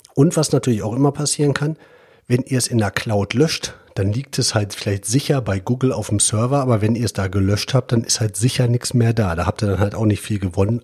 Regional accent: Germany; wir als Deutsche

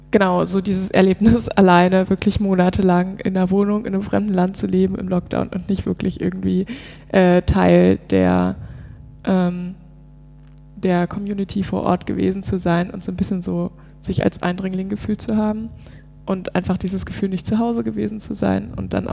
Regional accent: East Germany, Germany; born there; es wäre für mich als gebürtige Ostdeutsche schon sehr, sehr interessant, ähm, die Wende miterlebt zu haben.

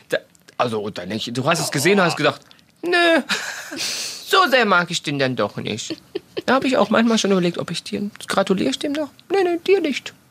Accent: Germany; wir Deutschen

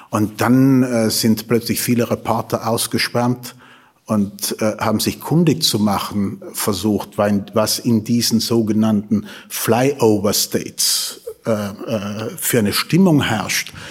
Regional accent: Tyrol, Austria; Wollen Sie, wollen Sie wirklich, dass ich als Tiroler spreche?

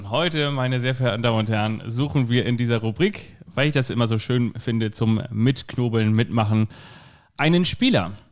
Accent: Stade, Lower Saxony, Germany; Ich, ich komme auch aus Stade.

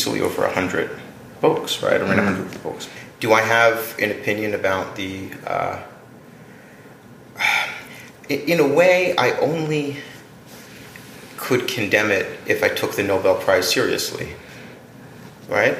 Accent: Atlantic City, New Jersey, United States; I grew up in Atlantic City

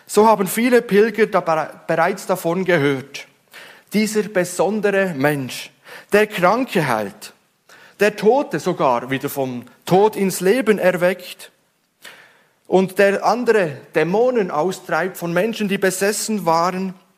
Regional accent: Switzerland; Ich als Schweizer

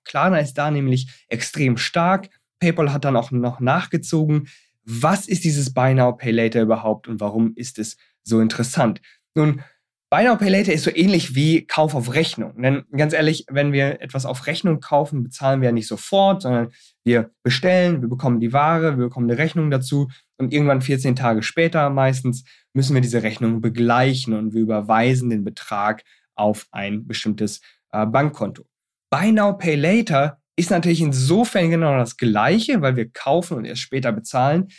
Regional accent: Germany; bei uns in Deutschland

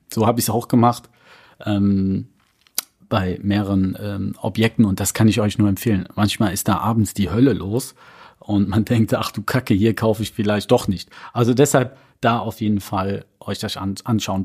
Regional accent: North Rhine-Westphalia, Germany; bei uns in NRW

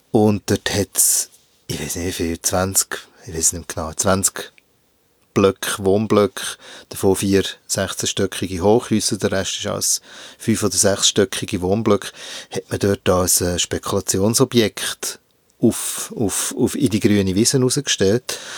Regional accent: Hinterkappelen, Bern, Switzerland; Äh, ich glaube, es ist dem, was du Ghetto-Siedlung nennst. Also es hat ein paar Bauetappen dort in Hinterkappeln.

